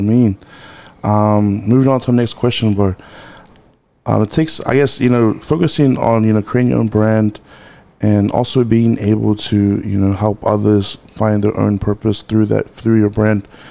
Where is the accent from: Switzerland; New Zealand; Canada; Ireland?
New Zealand; Auckland